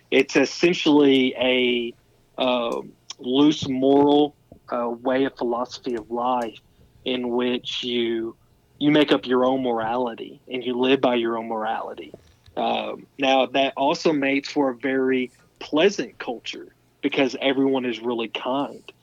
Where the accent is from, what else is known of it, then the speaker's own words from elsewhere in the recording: the South, United States; Uh, growing up in the South and the Bible Belt, coming out here to where um, there are very few churches, very few God centered people.